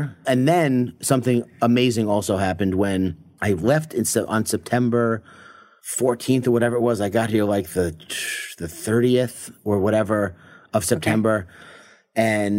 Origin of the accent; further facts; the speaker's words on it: Long Island, New York, United States; now in Laguna Beach, United States; So, yes, I was born and raised in Long Island, New York.